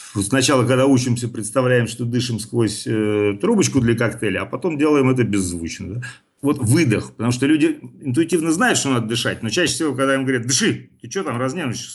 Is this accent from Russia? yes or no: yes; Saint Petersburg, Russia; как нас в детстве говорили в Питере, «Зыка»